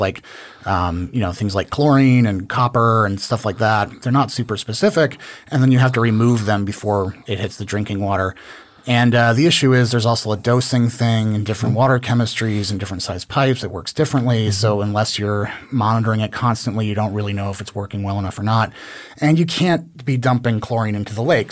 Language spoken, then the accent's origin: English; Dallas, Texas, United States; also born or lived in Newport, Rhode Island; now in Austin, United States; I'm originally from Newport, Rhode Island, okay. um, but kind of mostly grew up in the Dallas area